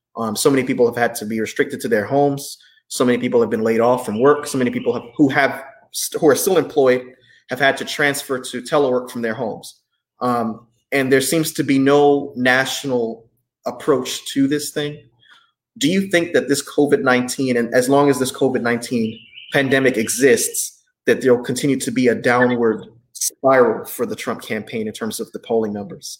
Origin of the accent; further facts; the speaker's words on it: North Carolina, United States; North Carolina, my home state